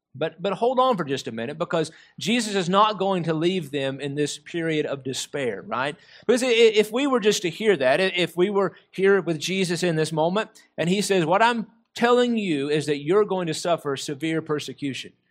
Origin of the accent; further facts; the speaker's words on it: United States; us as American Christians